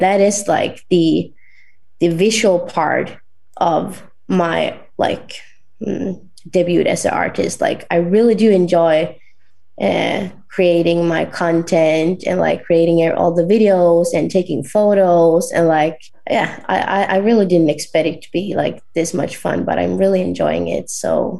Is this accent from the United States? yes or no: no; northern Sweden, Sweden; my hometown in north of Sweden